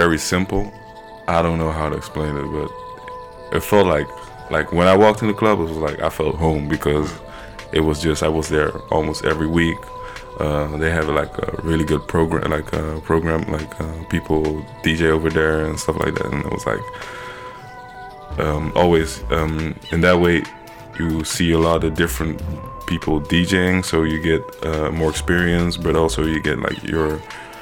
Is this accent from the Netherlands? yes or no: yes; Rotterdam, South Holland, Netherlands; also born or lived in Brussels, Belgium; I went to Rotterdam at the age of five